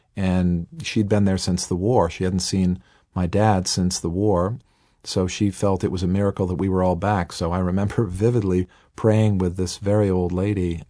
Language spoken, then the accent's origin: English; Boston, Massachusetts, United States; they ended up in the Boston area, hence my accent, this is where I'm born and raised